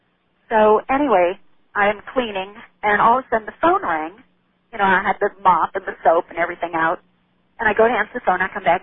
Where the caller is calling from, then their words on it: Texas, United States; Calling you from Texas.